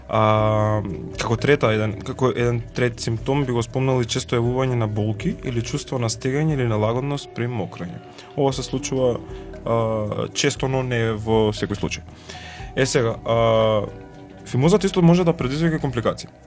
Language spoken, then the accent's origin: Macedonian; North Macedonia; кај нас во Македонија